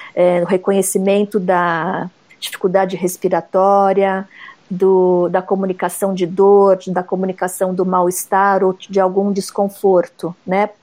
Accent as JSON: {"language": "Portuguese", "region": "São Paulo", "country": "Brazil", "said": "eu sou aqui de São Paulo mesmo, de uma cidade perto da capital"}